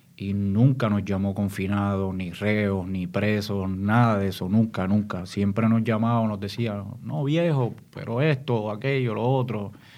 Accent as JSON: {"language": "Spanish", "town": "San Juan", "country": "Puerto Rico", "tie": "born or raised there", "also_born_or_lived": "Santo Domingo, Dominican Republic", "said": "yo me crío en Santurce, en Barrio Obrero. Este, soy padre de inmigrantes dominicanos, yo mismo soy dominicano, nací en Santo Domingo y a la edad de seis años pues llegó a Puerto Rico"}